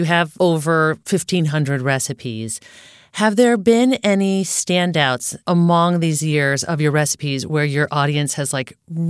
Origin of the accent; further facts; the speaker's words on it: Connecticut, United States; I grew up in Connecticut.